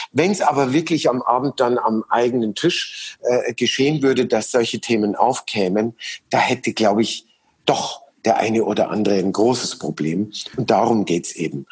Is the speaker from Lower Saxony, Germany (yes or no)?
no; Munich, Bavaria, Germany; in München erleben, ähm, in meiner Heimatstadt